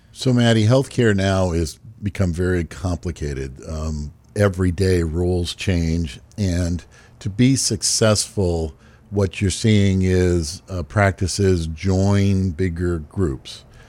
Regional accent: Hyannis, Massachusetts, United States; I grew up in uh, Hyannis, Massachusetts

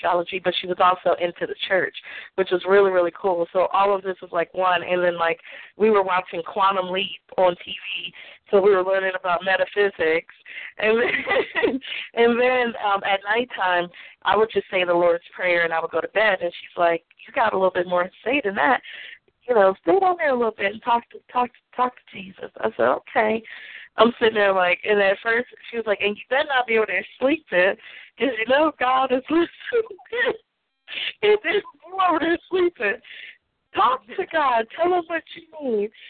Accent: Aberdeen, Maryland, United States; I was from Aberdeen, Maryland, and I was really young.

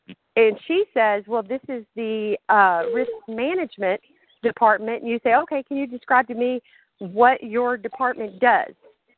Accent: the South, United States; accent: Southern; So sometimes my southern accent is stronger.

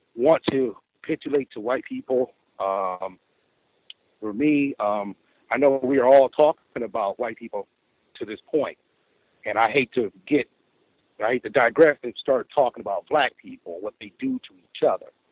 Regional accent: Midwest, United States; I am from the Midwest

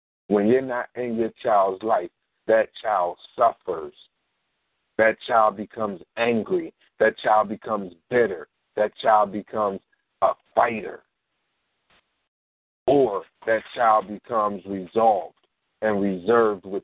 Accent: Philadelphia, Pennsylvania, United States; I only taught in North Philly schools because I'm from North Philly

